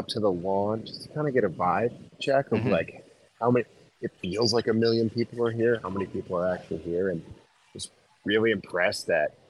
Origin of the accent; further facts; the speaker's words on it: California, United States; share a band that I discovered living in California, you know, in my hometown with some old friends.